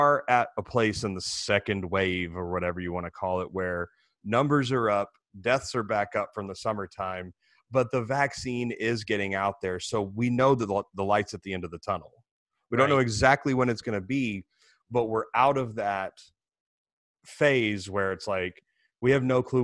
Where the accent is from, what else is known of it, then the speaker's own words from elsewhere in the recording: United States; It's my favorite part of being an American